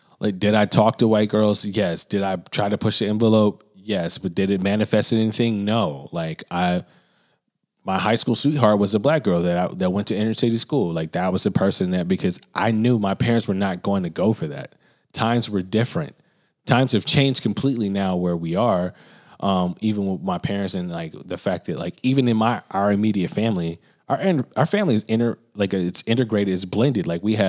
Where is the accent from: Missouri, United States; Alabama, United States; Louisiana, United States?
Alabama, United States; Birmingham; where I grew up in Birmingham, I grew up on the other side of the tracks where I lived in a predominantly white area. I did not live in inner city Birmingham.